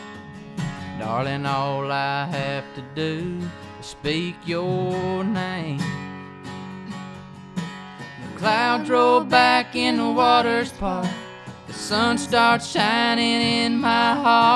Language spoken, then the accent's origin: English; Daisy, Georgia, United States; moved away as an adult; I'm from Daisy, Georgia, kind of near Savannah.